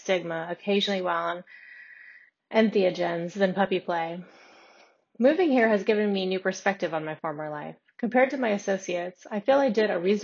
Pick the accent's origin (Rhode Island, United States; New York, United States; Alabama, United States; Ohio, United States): Alabama, United States; Huntsville; moved away; also born or lived in San Francisco, California; moving back to my hometown of Huntsville, Alabama from San Francisco